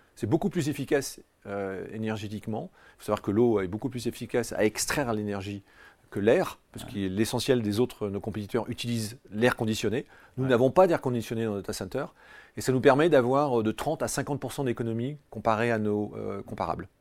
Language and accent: French; France; je suis très fier en tant que Français